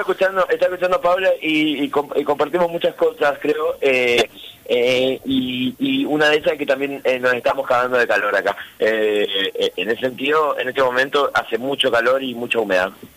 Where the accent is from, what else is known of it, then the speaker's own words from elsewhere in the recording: Misiones, Argentina; also born or lived in Río Cuarto, Córdoba; Yo nací en, Río Cuarto, Córdoba, vine muy chico a vivir a Misiones